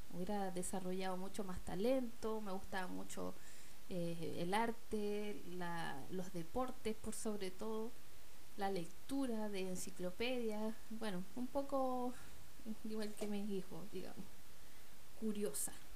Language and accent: Spanish; Chile; mi país, de Chile